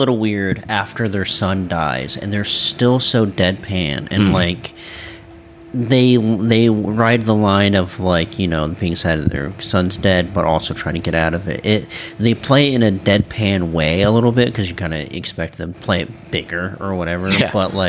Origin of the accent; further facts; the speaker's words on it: United States; as an American